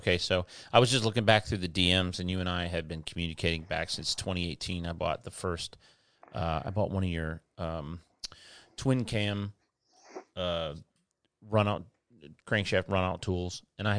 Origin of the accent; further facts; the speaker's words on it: Westland, Michigan, United States; also born or lived in Canton / Plymouth; Yeah, I grew up down in Westland, Inkster, Garden City, and then lived in Canton and Plymouth before I moved down here.